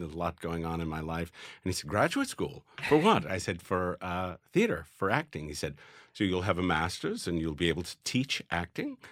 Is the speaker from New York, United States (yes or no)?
yes; New York, United States; growing up in New York with the odd couple going on